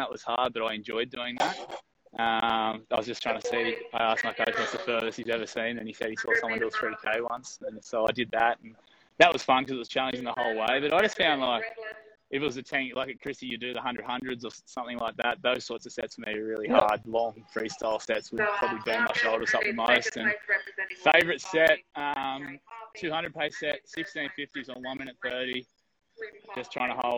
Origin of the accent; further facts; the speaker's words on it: Central Coast, New South Wales, Australia; I'm from the Central Coast, about an hour and a half north of Sydney